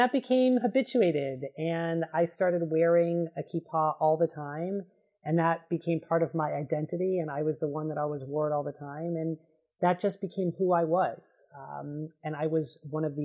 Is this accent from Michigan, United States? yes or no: no; Los Angeles, California, United States; moved away as an adult; also born or lived in Rhode Island; now in Berkeley, United States; I grew up in Los Angeles